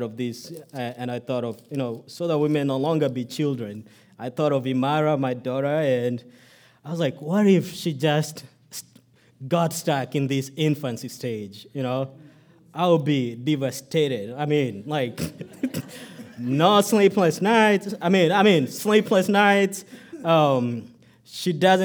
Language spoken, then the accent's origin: English; Kenya; now in United States; my birth country, Kenya.